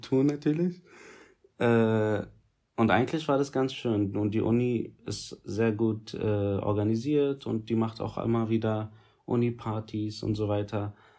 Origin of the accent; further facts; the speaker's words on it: Berlin, Germany; Ich bin äh, Berliner